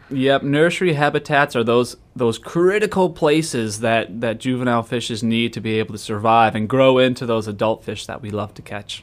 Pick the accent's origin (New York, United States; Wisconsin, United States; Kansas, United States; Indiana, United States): Wisconsin, United States; moved away as an adult; also born or lived in Texas; now in Florida, United States; I'm actually originally from Wisconsin